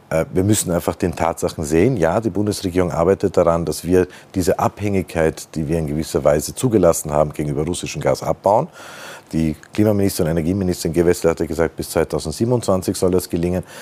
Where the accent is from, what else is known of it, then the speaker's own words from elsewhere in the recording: Austria; Das sind wir äh, Österreicher bei Gott kein Einzelfall.